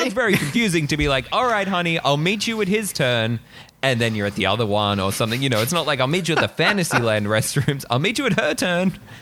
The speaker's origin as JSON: {"language": "English", "country": "Australia", "said": "as an Australian"}